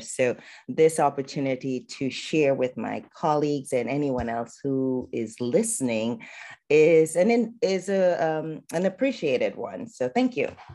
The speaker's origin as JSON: {"language": "English", "country": "Trinidad & Tobago", "tie": "born or raised there", "moved": "as an adult", "lives_now": "United States", "said": "I am a girl from Trinidad, so Trinidad and Tobago, and where I grew up in my culture"}